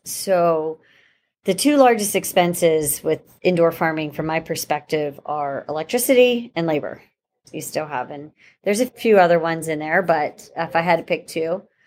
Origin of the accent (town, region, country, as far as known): Pittsburgh, Pennsylvania, United States; born or raised there; moved away as an adult; now in Saint Petersburg, United States